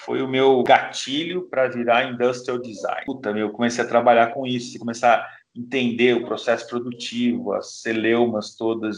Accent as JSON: {"language": "Portuguese", "country": "Brazil", "said": "A gente é brasileiro"}